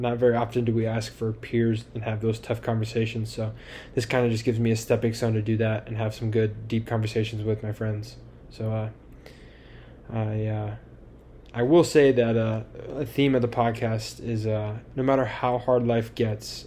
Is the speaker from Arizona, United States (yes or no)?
yes; Tucson, Arizona, United States; I was born and raised here in Tucson